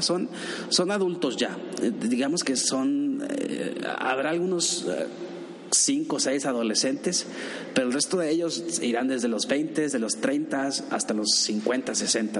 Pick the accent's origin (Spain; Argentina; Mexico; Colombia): Mexico; me preguntó de dónde eres, le dije que de México